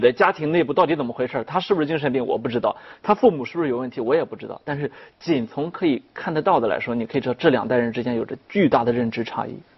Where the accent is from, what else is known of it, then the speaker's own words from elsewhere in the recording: China; 我们中国人特别爱强调说孝心